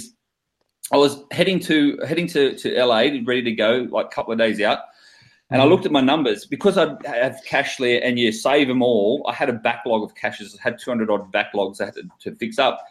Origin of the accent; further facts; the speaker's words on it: near Wollongong, New South Wales, Australia; In my hometown near Wollongong, and it's called the Gong